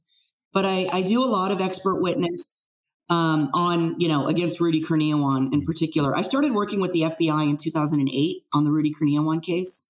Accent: San Francisco Bay Area, Silicon Valley, California, United States; I'm actually a, a fifth generation San Francisco Bay Area native. Um, grew up here and uh, in Silicon Valley

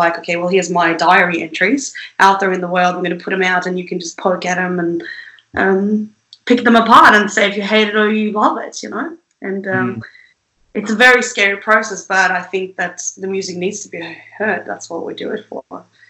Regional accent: Sweden; moved away as an adult; I lived in Sweden for the first 19, 20 years of my life

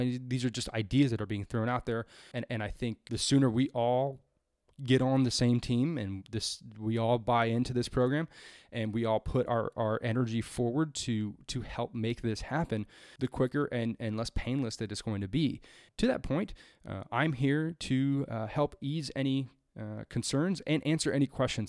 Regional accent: California, United States; my home state of California

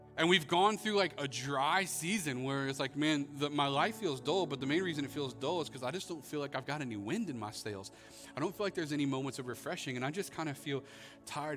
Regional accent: Florida, United States; growing up in Florida

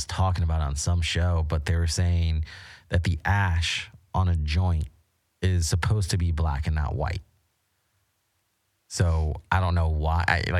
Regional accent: Florida, United States; moved away as an adult; now in Las Vegas, United States; I'm from Florida.

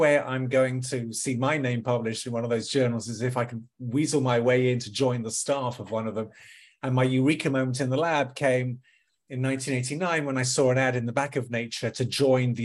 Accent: London, United Kingdom; moved away as an adult; also born or lived in Watford; now in Washington, D.C., United States; born and raised in Northwest London

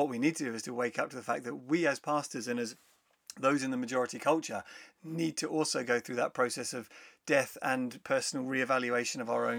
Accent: England, United Kingdom; Turns out my Englishness is far too deeply ingrained.

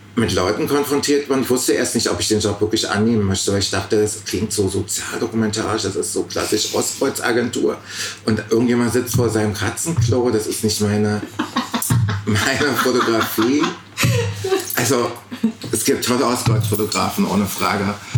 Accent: East Germany, Germany; als Ostdeutscher

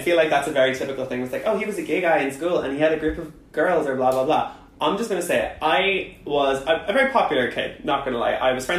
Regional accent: Ireland; moved away as an adult; now in United Kingdom; growing up in Ireland was very different because I grew up kind of in the countryside. So I grew up in a town that was on the border to Northern Ireland. So I grew up on the border between the north and the south, like, really, really close.

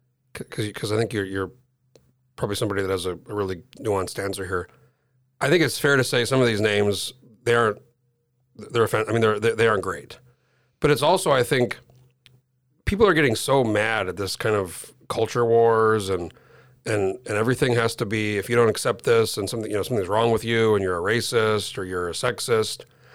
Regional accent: New Mexico, United States; I grew up in New Mexico, which was, you know, a lot of Native Americans there.

